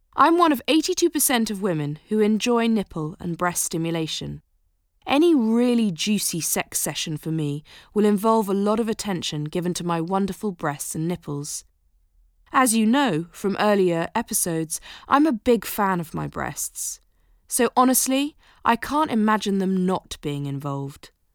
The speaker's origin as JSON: {"language": "English", "country": "United Kingdom", "said": "Being British"}